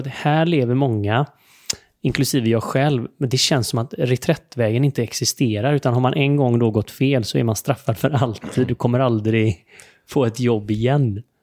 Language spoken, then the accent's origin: Swedish; Sweden; vi som svenskar